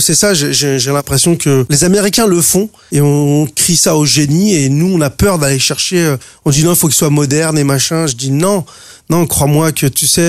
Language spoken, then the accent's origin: French; France; on est français